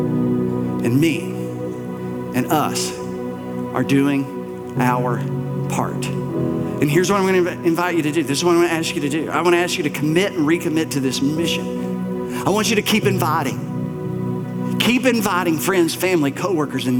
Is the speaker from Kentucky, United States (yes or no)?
yes; Bell County, Kentucky, United States; the church that I grew up in Bell County, little brick church, white steeple, about 100, 120 people, my whole childhood